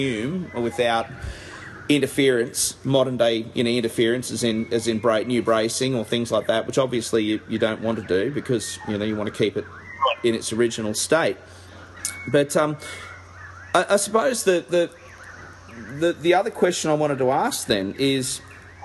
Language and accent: English; Caloundra, Queensland, Australia; I come from Caloundra on the Sunshine Coast